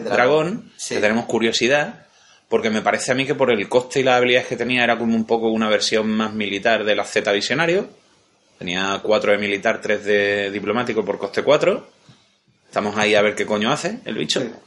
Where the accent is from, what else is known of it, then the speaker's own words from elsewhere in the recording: Andalusia, Spain; Somos de Andalucía.